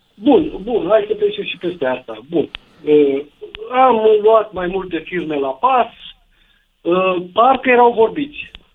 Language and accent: Romanian; Brașov, Brașov County, Romania; sunt din Brașov